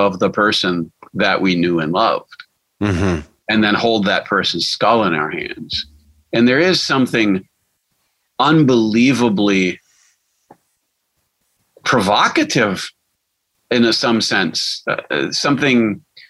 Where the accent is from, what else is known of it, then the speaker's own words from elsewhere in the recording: Milwaukee, Wisconsin, United States; When I was a boy, I grew up in Milwaukee